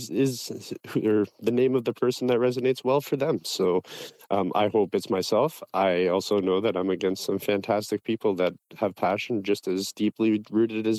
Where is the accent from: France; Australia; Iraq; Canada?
Canada; Sudbury, Ontario; I'm from Sudbury, Ontario, and I work with Pops Cannabis